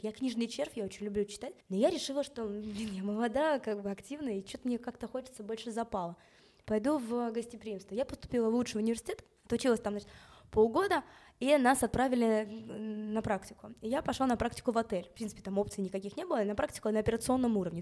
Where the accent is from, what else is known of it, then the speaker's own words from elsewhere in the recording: Moscow, Russia; moved away; also born or lived in Israel / England; я родилась в Москве. Родители тоже родились в Москве